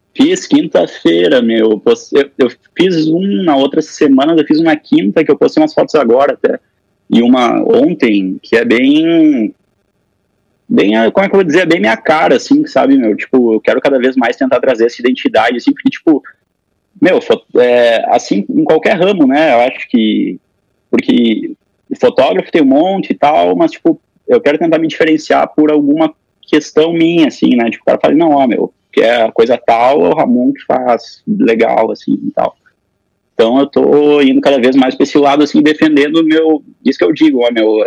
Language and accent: Portuguese; Passo Fundo, Rio Grande do Sul, Brazil; eu sou nascido aqui em Passo Fundo, né? Tô aqui, inclusive, agora, na, nesse período da quarentena, na casa dos meus pais